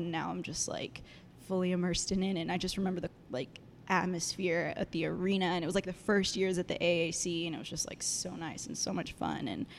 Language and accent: English; Dallas, Texas, United States; I'm from Dallas, Texas, born and raised.